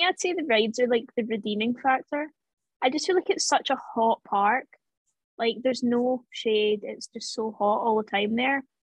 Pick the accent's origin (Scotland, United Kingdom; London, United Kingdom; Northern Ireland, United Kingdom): Scotland, United Kingdom; I'm from Scotland.